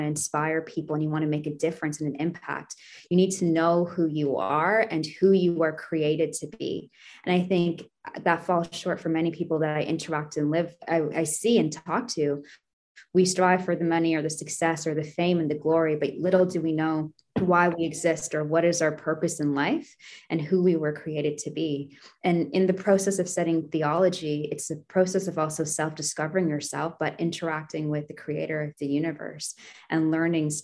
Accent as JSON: {"language": "English", "town": "Toronto", "region": "Ontario", "country": "Canada", "tie": "born or raised there", "said": "growing up in Scarborough, then getting to study at U of T"}